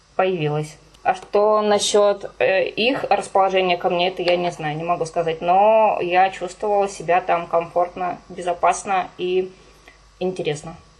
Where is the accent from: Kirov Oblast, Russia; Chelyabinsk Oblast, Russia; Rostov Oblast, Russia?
Kirov Oblast, Russia; moved away; я сама из деревни, я родилась и выросла в Кировской области